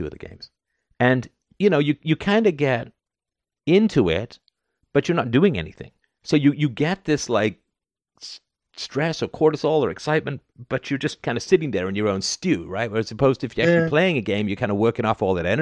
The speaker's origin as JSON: {"language": "English", "region": "London", "country": "United Kingdom", "tie": "born or raised there", "said": "I grew up in the UK, right? I grew up in London"}